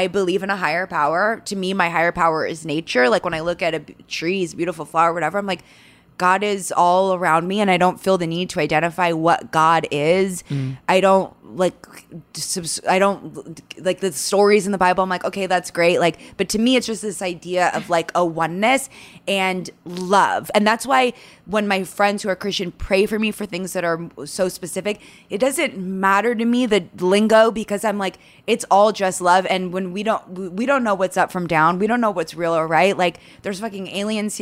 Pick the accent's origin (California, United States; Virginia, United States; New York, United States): California, United States; San Fernando Valley; growing up in the San Fernando Valley